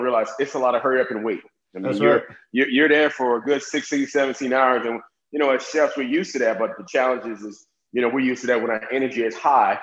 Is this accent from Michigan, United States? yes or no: no; Chicago, Illinois, United States; moved away as an adult; now in Las Vegas, United States; I'm from Chicago